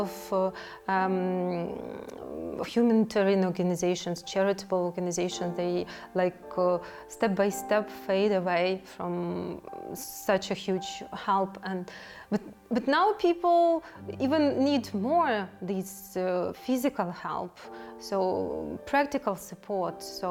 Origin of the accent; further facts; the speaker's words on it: Kyiv, Ukraine; moved away as an adult; now in Slovakia; I'm from Ukraine. I lived in Kyiv before arriving in Slovakia